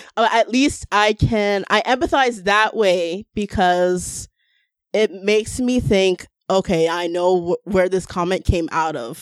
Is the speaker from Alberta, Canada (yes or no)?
no; Toronto, Ontario, Canada; we're from a, such a diverse city